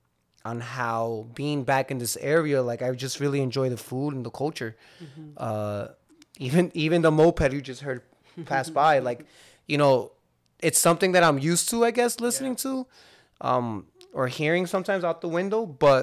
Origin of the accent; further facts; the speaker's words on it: Hudson County, New Jersey, United States; also born or lived in Lodi, New Jersey / Clifton, New Jersey / Union City, New Jersey; I love Hudson County. I grew up in Hudson County my whole life. Mm-hmm. I've lived in Lodi. I've owned a house in Clifton. You know, I'm back here in Union City, and I just love it out here.